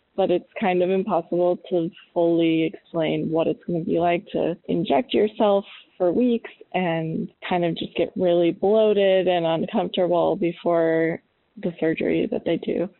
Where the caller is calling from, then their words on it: Albany, New York, United States; I'm calling from Albany, New York